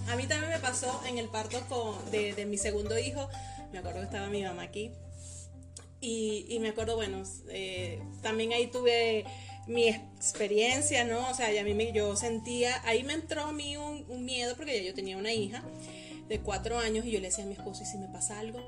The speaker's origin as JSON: {"language": "Spanish", "country": "Venezuela", "moved": "as an adult", "lives_now": "Mexico", "said": "yo le digo, de Venezuela"}